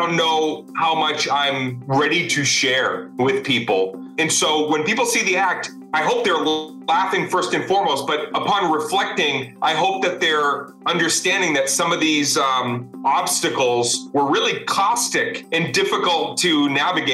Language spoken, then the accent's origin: English; Arlington, Massachusetts, United States; also born or lived in Cambridge, Massachusetts; I was born in Cambridge, grew up in Arlington.